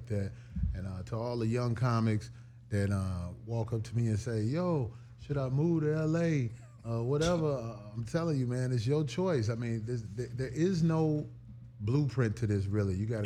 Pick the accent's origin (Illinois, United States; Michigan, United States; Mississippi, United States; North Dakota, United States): Illinois, United States; Chicago; I come from Robert Taylor Homes in Chicago.